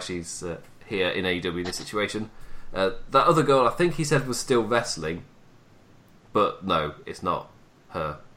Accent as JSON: {"language": "English", "region": "England", "country": "United Kingdom", "said": "I'm English."}